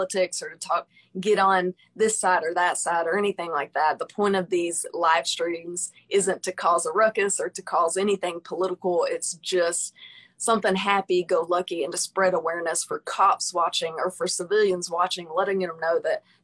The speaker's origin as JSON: {"language": "English", "town": "Pine Bluff", "region": "Arkansas", "country": "United States", "said": "I'm actually from Pine Bluff."}